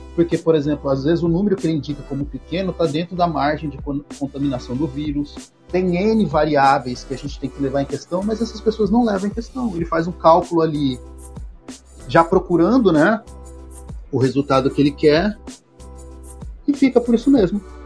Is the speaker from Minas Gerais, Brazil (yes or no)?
no; Bauru, São Paulo, Brazil; moved away as an adult; now in Maceió, Brazil; também sou do interior de São Paulo, sou de Bauru, mas já estou há 11 anos no estado de Alagoas, em Maceió